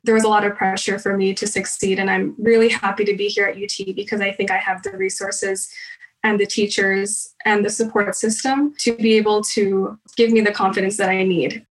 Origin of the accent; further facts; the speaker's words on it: Manila, Metro Manila, Philippines; now in United States; I was born in Manila, Philippines